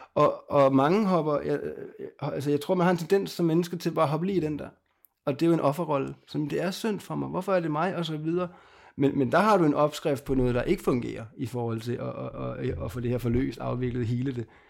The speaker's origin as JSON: {"language": "Danish", "area": "Lolland", "region": "Zealand", "country": "Denmark", "tie": "born or raised there", "said": "jeg er født på Lolland og opvokset dernede"}